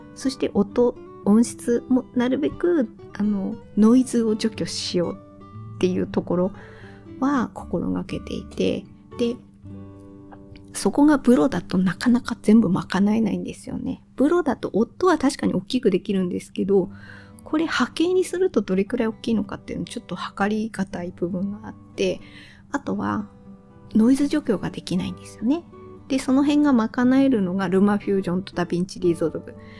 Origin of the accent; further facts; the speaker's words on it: Tohoku, Japan; accent: dialect with -dabe / -daccha endings (Tohoku-type); 私の方言だったら語尾は、あの、誇張して言えばなんとかだべーとか、なんとかだっちゃーとか